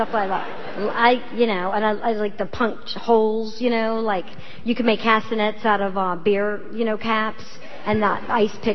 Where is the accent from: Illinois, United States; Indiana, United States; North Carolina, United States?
North Carolina, United States; moved away; also born or lived in New York City; just in North Carolina that, you know, maybe I wouldn't have stayed in Girl Scouts so long if I was living in a big city